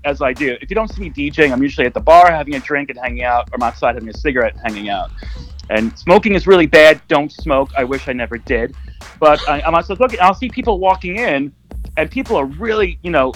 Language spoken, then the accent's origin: English; New York City, New York, United States; I'm from New York